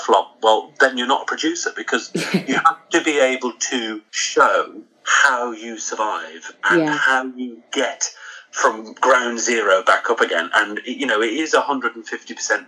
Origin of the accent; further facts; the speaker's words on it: Crosby, North West England, United Kingdom; I'm from Crosby originally, in Liverpool